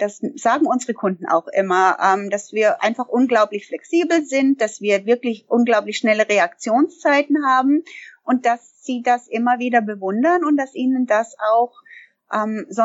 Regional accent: Canada; moved away as an adult; now in Germany; Also ich bin gebürtige Kanada oder ich komme aus Kanada und äh, ich bin vor vielen Jahren der Liebe wegen nach Deutschland gekommen.

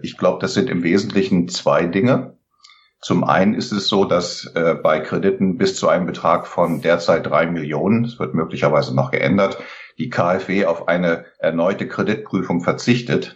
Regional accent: Lower Saxony, Germany; now in Oberursel, Germany; bin gebürtiger Niedersachse

